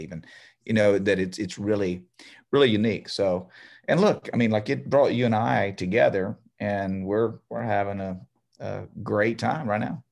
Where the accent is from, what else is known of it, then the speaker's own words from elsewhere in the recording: Beaumont, Texas, United States; I'm from here. I'm from Beaumont